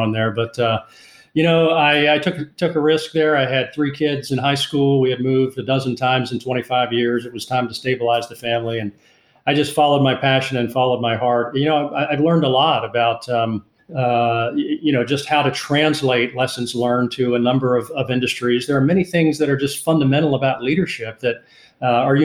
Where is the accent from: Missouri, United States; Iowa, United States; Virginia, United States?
Virginia, United States; Northern; moved away as an adult; now in South Carolina, United States; small town in Northern Virginia and attended college at the U.S. Naval Academy